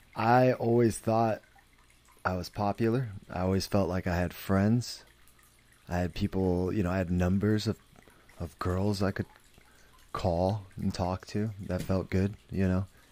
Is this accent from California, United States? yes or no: yes; San Jose, California, United States; I grew up in San Jose